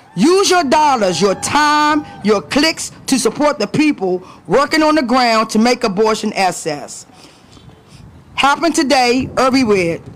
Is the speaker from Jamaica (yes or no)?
no; Washington, District of Columbia, United States; I'm also a DC native, born and raised in Washington, DC, and Southeast